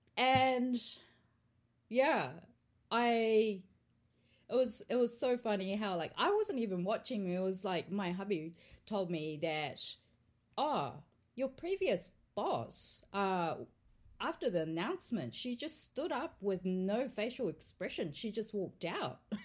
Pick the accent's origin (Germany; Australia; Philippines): Australia; also born or lived in Tokyo, Japan; now in New Zealand; I grew up in Australia